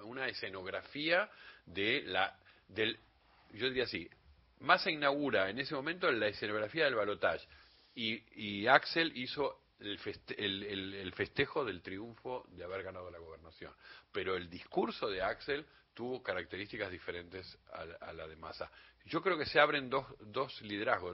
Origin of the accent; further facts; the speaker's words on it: Uruguay; now in Argentina; yo que soy uruguayo y recuerdo que cuando vine acá en, los, en los 70, a, la Argentina